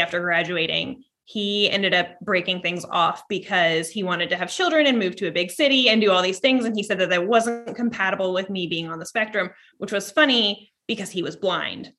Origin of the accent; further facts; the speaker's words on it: Vermont, United States; I was born in Ver, in Vermont